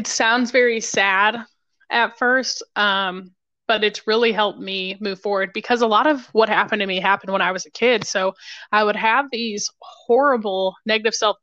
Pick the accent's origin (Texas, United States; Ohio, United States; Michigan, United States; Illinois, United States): Ohio, United States; Toledo; moved away; Originally, I'm from right outside Toledo.